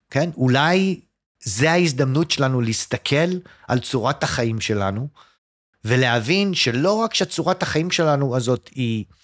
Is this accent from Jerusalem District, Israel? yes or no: yes; Jerusalem, Jerusalem District, Israel; also born or lived in United States; לא, אני נולדתי בארצות הברית.